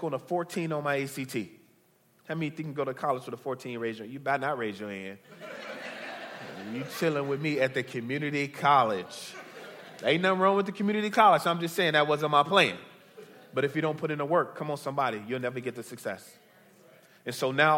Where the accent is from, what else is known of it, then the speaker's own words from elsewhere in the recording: Chicago, Illinois, United States; I'm originally from Chicago, born and bred. I grew up on the south side of Chicago